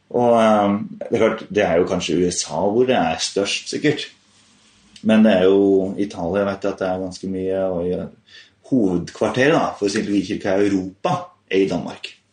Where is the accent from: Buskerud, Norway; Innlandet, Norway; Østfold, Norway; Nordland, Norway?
Buskerud, Norway; Rødberg; also born or lived in Haugsbygd / Hønefoss; jeg kom fra Rødberg